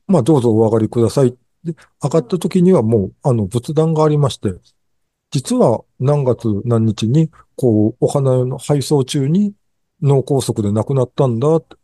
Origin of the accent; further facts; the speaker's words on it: Japan; せっかく日本に生まれたのに